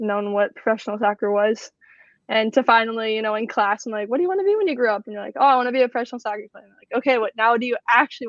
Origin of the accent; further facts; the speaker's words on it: Fairfax, Virginia, United States; moved away as an adult; also born or lived in Iowa; I grew up about like in Fairfax, obviously 15 minutes outside DC